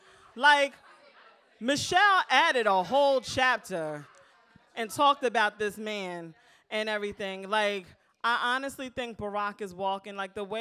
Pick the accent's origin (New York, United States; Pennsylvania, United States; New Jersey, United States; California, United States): New Jersey, United States; I'm from Jersey.